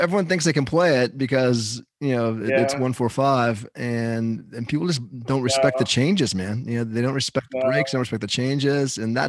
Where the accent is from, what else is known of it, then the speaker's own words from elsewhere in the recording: Los Angeles, California, United States; moved away as an adult; also born or lived in New York / Hawaii; now in Texas, United States; I lived all over, man. I was born in New York, and I moved to LA when I was a baby. So I grew up in Hollywood